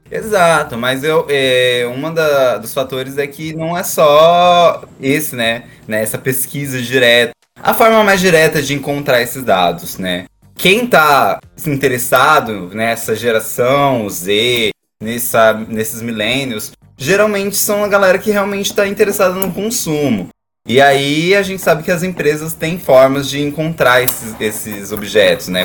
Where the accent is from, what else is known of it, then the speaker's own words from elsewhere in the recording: interior of Mato Grosso, Brazil; eu sou do interior do Mato Grosso